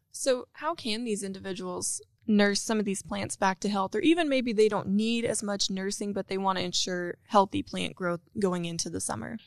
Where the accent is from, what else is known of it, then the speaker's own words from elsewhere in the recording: Western Oklahoma, United States; I'm from Western Oklahoma and we have about twenty acres